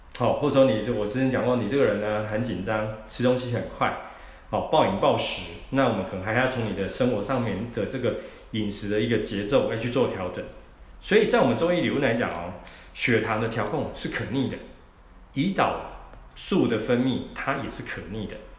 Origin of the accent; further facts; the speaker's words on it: Taiwan; 我们台湾人啊，放这大节日